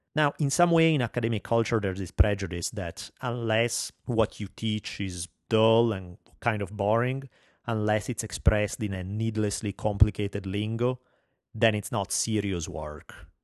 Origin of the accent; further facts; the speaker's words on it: Italy; accent: heavy Italian; English is a second language; moved away as an adult; now in United States; I have a heavy Italian accent